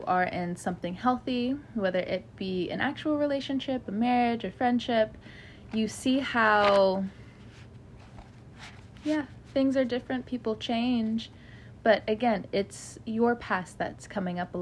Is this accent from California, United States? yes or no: yes; California, United States; now in the southern United States; I grew up in California